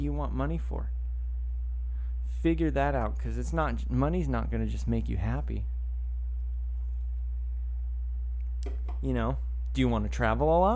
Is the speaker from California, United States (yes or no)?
yes; Woodland, California, United States; I grew up in Woodland, California, which is, you know, a little farming community north of Sacramento